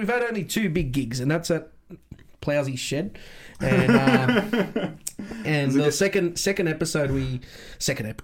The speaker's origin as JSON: {"language": "English", "town": "Minto", "region": "New South Wales", "country": "Australia", "said": "I'm from Minto."}